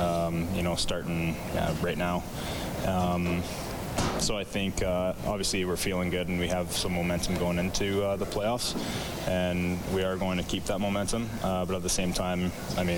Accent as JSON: {"language": "English", "town": "Edmonton", "region": "Alberta", "country": "Canada", "tie": "born or raised there", "said": "growing up in Edmonton"}